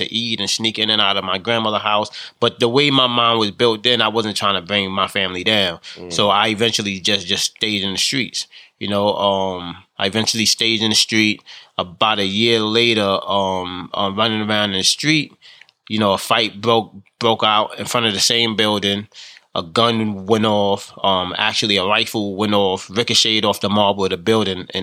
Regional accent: New York City, New York, United States; I grew up in the South Bronx, which is one of the poorest congressional districts

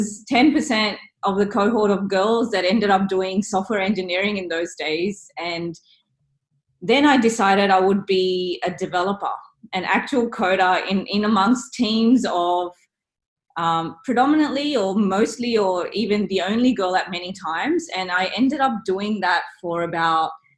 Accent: Sydney, New South Wales, Australia; I grew up in Sydney from kindergarten

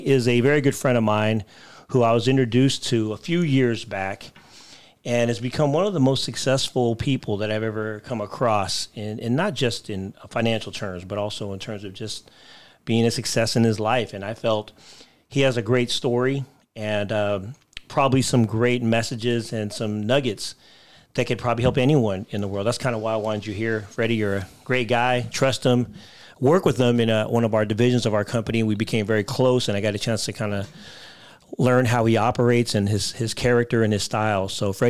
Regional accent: Philippines; Wow. I'm Filipino. I don't even know how to communicate with you.

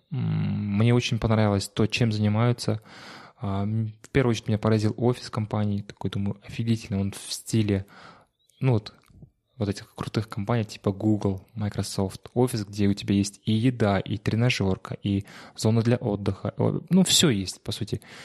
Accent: Shymkent, Kazakhstan; now in Almaty, Kazakhstan; из Шимкента, откуда я родом

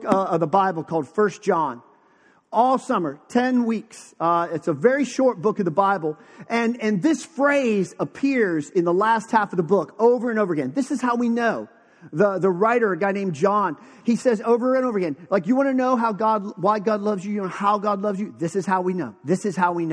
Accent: Western Pennsylvania, United States; moved away; also born or lived in Texas; I was born in Western Pennsylvania

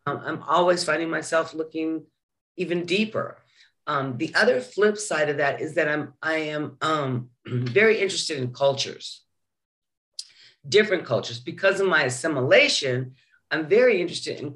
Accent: Utah, United States; now in Maryland, United States; where I was born and grew up, Utah

